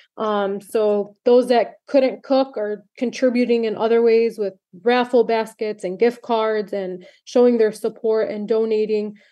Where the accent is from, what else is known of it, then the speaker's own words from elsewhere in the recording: Michigan, United States; I'm so grateful to live in Michigan, my home state